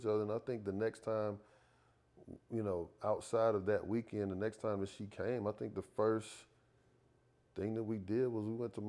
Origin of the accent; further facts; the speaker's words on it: Atlanta, Georgia, United States; I'm from Atlanta.